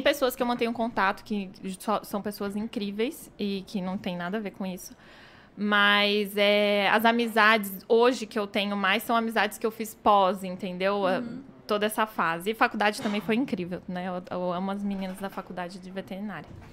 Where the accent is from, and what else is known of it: Indaiatuba, São Paulo, Brazil; born or raised there